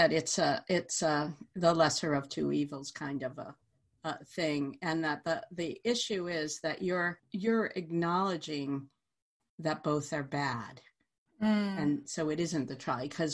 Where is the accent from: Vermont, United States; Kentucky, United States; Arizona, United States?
Vermont, United States; I come from Vermont